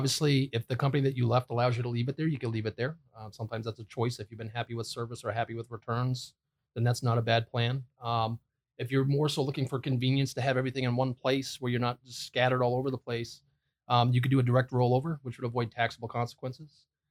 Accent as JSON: {"language": "English", "region": "New England", "country": "United States", "tie": "born or raised there", "said": "New England."}